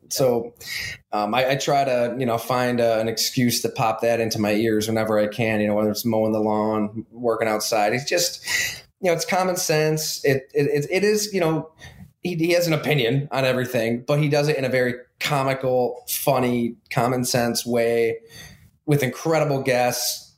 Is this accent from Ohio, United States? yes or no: no; Ellicottville, New York, United States; went to high school at Ellicottville